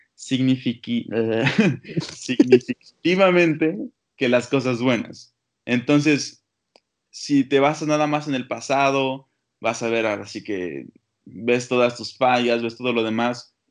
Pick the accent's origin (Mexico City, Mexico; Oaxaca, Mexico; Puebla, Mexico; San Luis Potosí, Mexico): Oaxaca, Mexico; moved away; also born or lived in Toronto, Canada; Soy literalmente de Oaxaca, nací en el Hospital Molina